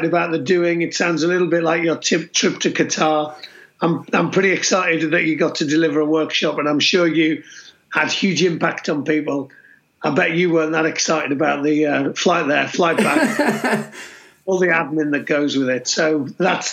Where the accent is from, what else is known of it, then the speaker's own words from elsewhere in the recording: Middlesbrough, North East England, United Kingdom; I was born up north in Middlesbrough.